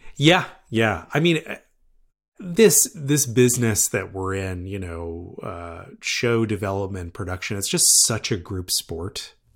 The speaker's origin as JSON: {"language": "English", "area": "right outside of Harvard", "region": "Massachusetts", "country": "United States", "tie": "born or raised there", "said": "I grew up right outside of Harvard"}